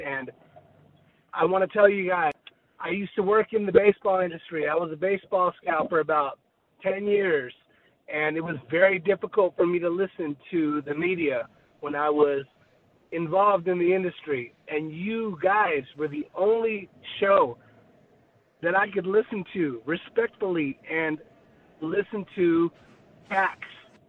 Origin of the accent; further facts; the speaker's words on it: Tijuana, Baja California, Mexico; also born or lived in South Bay, San Diego; I am from TJ. I am from the South Bay. I am from everything south of the 8